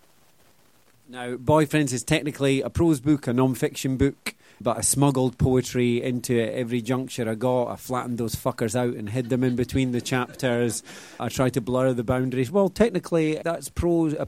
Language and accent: English; Scotland, United Kingdom; I'm very Scottish. This is my posh international voice